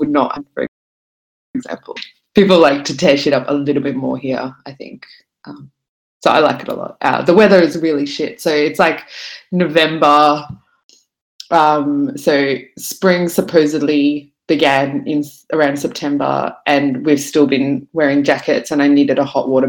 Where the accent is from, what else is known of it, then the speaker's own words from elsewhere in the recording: Brisbane, Queensland, Australia; moved away as an adult; also born or lived in Sydney; now in Melbourne, Australia; I grew up in Brisbane, moved in my early 20s